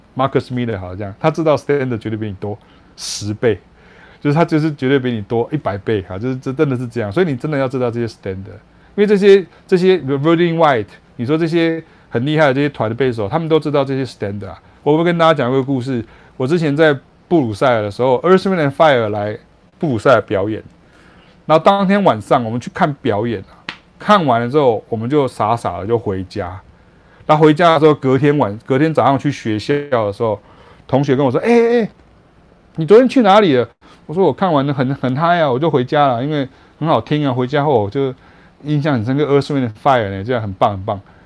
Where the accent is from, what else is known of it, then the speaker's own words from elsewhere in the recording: Taiwan; 我是来自台湾来的爵士乐手